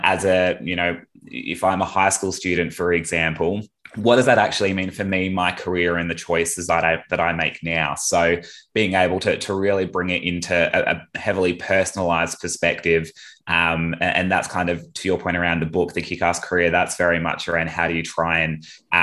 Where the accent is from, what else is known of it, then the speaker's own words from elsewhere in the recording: Perth, Western Australia, Australia; moved away; I'm originally from Perth, so did all my high school and initial university education over there